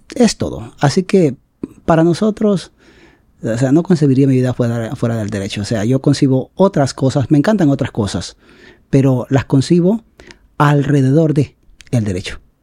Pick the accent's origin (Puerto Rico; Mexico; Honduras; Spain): Honduras; San Francisco, Atlántida; en mi pueblo, a quien amo tanto y quiero tanto, San Francisco Atlántida